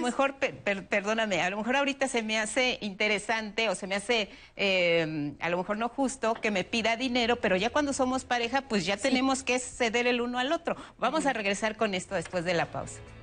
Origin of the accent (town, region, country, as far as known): Mexico